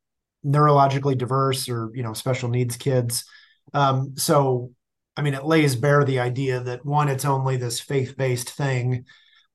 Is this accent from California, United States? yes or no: no; Stilwell, Kansas, United States; I grew up in the Kansas City area